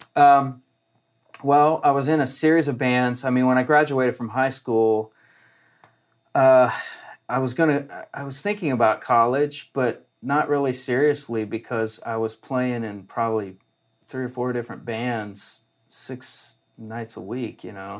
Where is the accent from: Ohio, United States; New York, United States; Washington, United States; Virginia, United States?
Ohio, United States; Columbus; now in Nashville, United States; up in Ohio, which is where I'm from